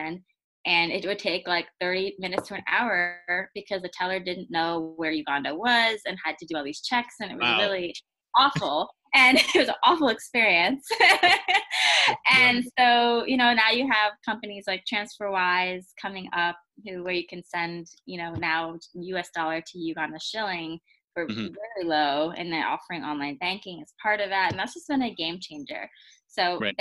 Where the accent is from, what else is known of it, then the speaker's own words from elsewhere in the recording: United States; I grew up in the United States